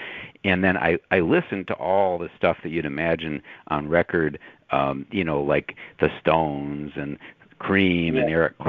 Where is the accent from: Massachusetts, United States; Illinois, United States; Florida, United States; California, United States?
Illinois, United States; Chicago; I'm from Chicago, and I grew up in the city